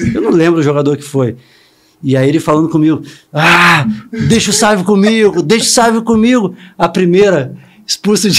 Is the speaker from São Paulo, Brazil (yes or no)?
no; Vila Velha, Espírito Santo, Brazil; moved away; eu sou capixaba de Vila Velha, né? Então, é, é, eu comecei com 10, 11 anos no time do meu pai